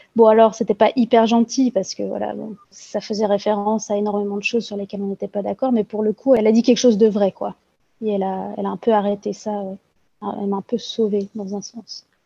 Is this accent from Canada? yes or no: no; Belgium; also born or lived in Brussels; je suis belge, je travaille dans l'administration et j'habite à Bruxelles